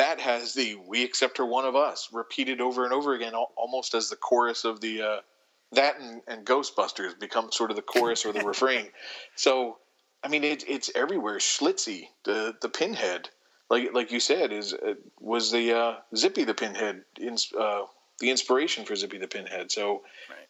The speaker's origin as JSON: {"language": "English", "town": "Baltimore", "region": "Maryland", "country": "United States", "tie": "born or raised there", "said": "Born and raised and retired to Baltimore. Which is my hometown"}